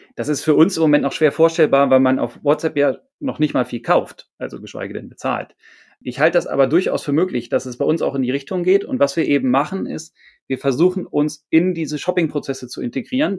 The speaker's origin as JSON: {"language": "German", "region": "Hamburg", "country": "Germany", "said": "ich bin Hamburger"}